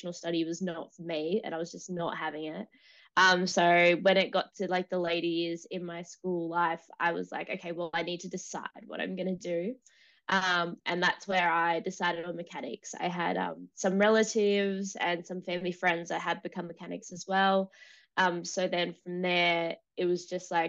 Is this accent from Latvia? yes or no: no; Sydney, New South Wales, Australia; I grew up in Sydney, Australia, more out towards the west, so on the outskirts of the city itself